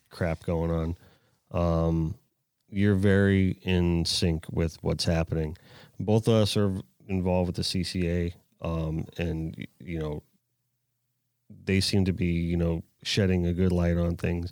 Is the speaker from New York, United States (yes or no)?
no; Florida, United States; I actually grew up out west here, and when I was a kid, this was completely undeveloped.